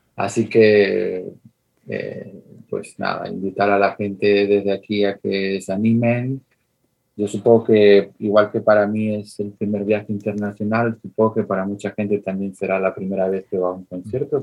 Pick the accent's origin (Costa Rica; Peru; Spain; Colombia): Spain; Tenerife, Canary Islands; de Tenerife, de Islas Canarias como yo